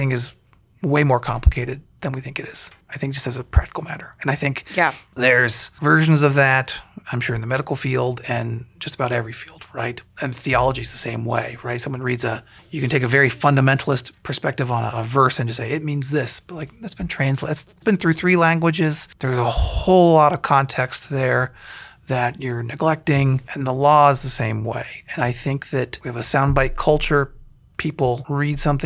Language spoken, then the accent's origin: English; Columbiana, Ohio, United States; now in Canfield, United States; growing up in Columbiana